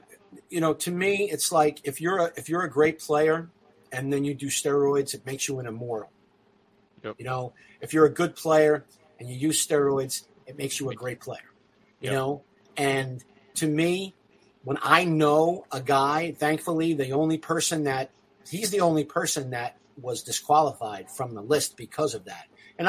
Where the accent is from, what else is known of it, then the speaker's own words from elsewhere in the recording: New York City, New York, United States; Because I grew up in Brooklyn, right?